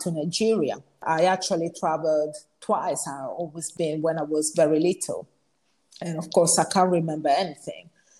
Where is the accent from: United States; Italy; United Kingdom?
Italy; moved away; I was born here